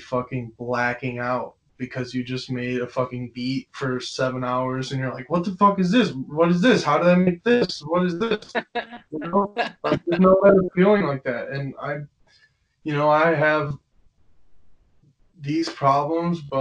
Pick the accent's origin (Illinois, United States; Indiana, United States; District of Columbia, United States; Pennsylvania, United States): Illinois, United States; Tinley Park; I do have a lot of pride from where I'm from, and especially where I went to school, which is Tinley Park High School